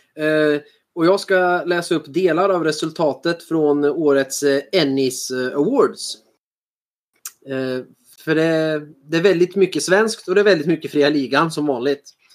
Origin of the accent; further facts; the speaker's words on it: Sweden; oss svenskar